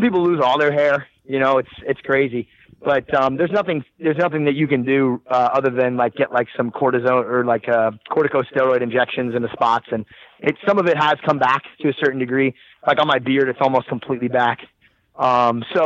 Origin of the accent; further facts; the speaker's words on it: New Jersey, United States; I'm from Jersey. I'm from the East Coast.